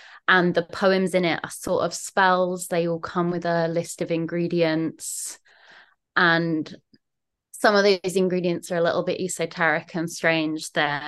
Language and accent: English; South East England, United Kingdom; now in Manchester, United Kingdom; as you may notice from the accent, I'm not originally from Levingium. I'm from down south, sort of the London, Kent, the smushy area in between London and Kent. Moved up to Manchester 5-6 years ago now